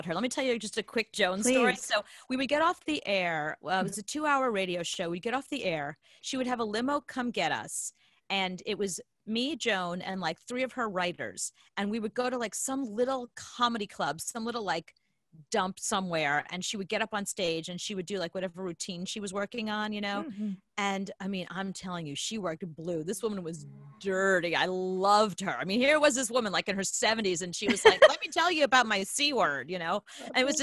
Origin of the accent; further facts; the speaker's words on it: New York, United States; also born or lived in Coney Island; I grew up in New York